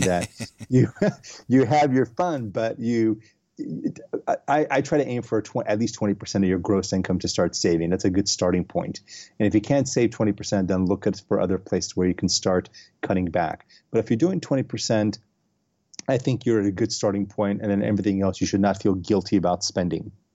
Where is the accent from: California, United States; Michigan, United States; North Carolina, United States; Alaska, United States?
California, United States; Los Angeles; also born or lived in San Francisco; I am originally from Los Angeles. Uh, I grew up here.